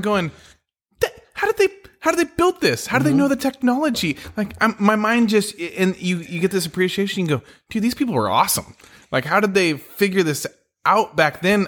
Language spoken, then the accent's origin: English; San Francisco, California, United States; now in Oregon, United States; I grew up in San Francisco